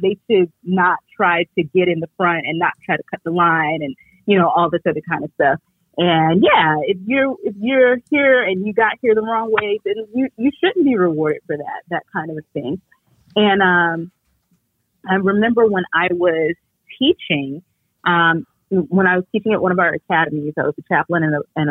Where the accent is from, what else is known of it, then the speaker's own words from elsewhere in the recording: New York City, New York, United States; I grew up in New York City, and we're a very diverse city.